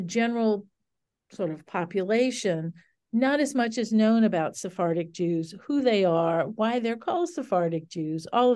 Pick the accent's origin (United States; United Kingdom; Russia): United States; New Orleans, Louisiana; I'm from New Orleans and I grew up here